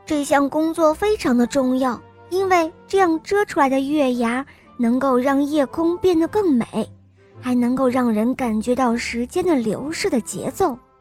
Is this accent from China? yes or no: yes; Shanghai, China; 我五岁了，我来自上海